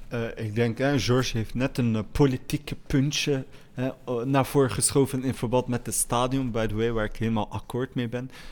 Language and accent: Dutch; Molenbeek, Brussels-Capital Region, Belgium; Ik groeide op in Molenbeek in felle armoede.